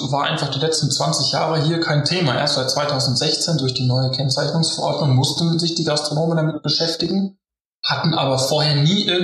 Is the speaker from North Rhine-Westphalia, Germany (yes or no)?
no; Bavaria, Germany; ich als Bayer äh, liebe auch einfach Kartoffeln und die in allen möglichen Variationen